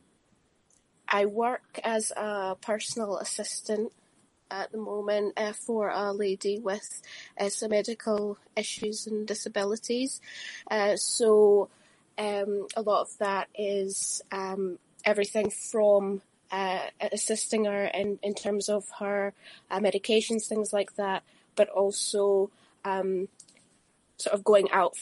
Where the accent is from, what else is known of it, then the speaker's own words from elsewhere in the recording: East Calder, Scotland, United Kingdom; also born or lived in Edinburgh; I was born in New Scotland, originally West Lothian, East Calder, in West Lothian, and subsequently Edinburgh, lived in Marchmont and Ball Green, and now I live in South Queensferry